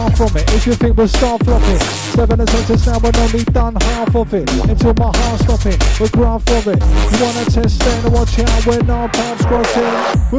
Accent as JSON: {"language": "English", "town": "Bromley", "region": "London", "country": "United Kingdom", "said": "We come from Bromley, London, South East."}